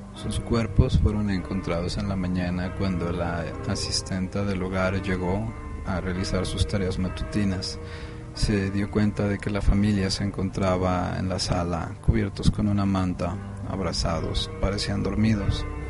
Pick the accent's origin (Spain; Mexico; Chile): Mexico; now in Guadalajara, Mexico; como mexicanos que somos, como la nación que somos